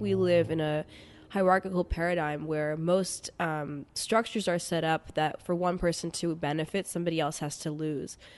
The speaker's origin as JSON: {"language": "English", "town": "New York City", "region": "New York", "country": "United States", "tie": "born or raised there", "said": "I grew up in New York City to very amazing Indian parents"}